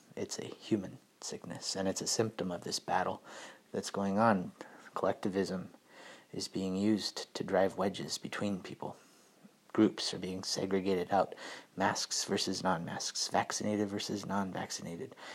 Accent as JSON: {"language": "English", "country": "United States", "said": "being an American"}